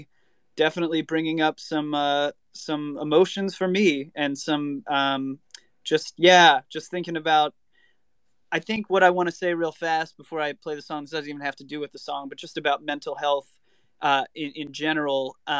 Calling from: Hollywood, California, United States; I am coming from Hollywood, California, not Florida.

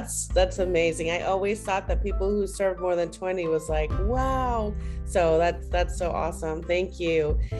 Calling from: Texas, United States; I'm coming in from Texas

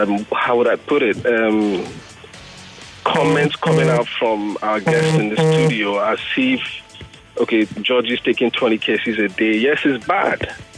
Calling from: Nigeria; I'm calling from Bagada.

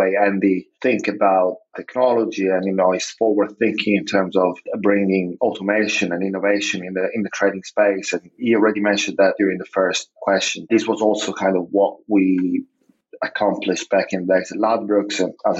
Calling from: Zagreb, City of Zagreb, Croatia; I'm actually calling from Zagreb, which is one of our office location

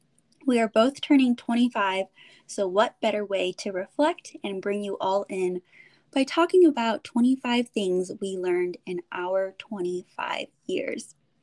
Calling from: California, United States; I'm calling in from the Bay Area, and I got my girl Heidi from Chicago here as well.

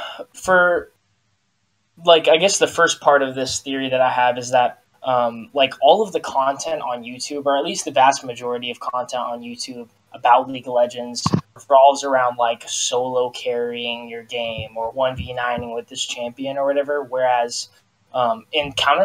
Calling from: Sacramento, California, United States; Sacramento, California.

